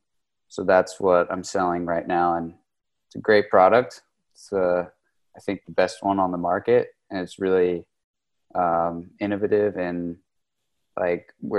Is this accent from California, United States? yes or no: yes; Los Angeles, California, United States; moved away as an adult; now in Spain; I'm from California. I grew up in the Los Angeles, Orange County area, but I moved to Spain 11 years ago or so.